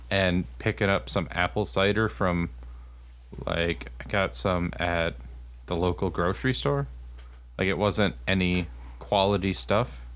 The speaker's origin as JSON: {"language": "English", "region": "Texas", "country": "United States", "tie": "born or raised there", "moved": "yes", "lives_now": "Wisconsin, United States", "said": "where I grew up in Texas"}